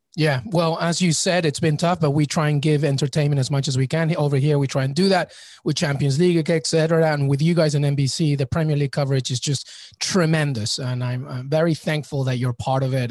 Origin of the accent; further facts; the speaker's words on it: England, United Kingdom; I grew up in England